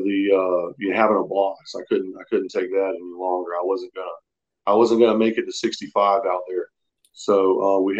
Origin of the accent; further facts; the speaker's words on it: Florida, United States; moved away as an adult; now in Franklin, North Carolina, United States; we're from Florida, right? We're Floridians